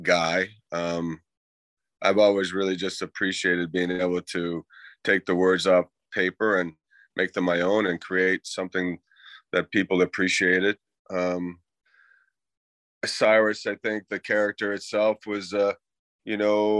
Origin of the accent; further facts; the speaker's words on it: Halifax, Nova Scotia, Canada; also born or lived in Boston, United States; I grew up in Halifax. My dad moved back to Canada when I was a young boy. I grew up in Halifax